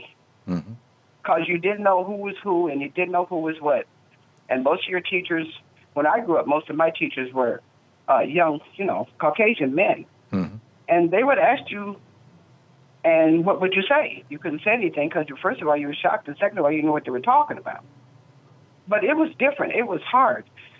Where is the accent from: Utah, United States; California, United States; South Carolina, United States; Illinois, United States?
Illinois, United States; Southern; now in St. Paul, United States; as a little girl growing up in Southern Illinois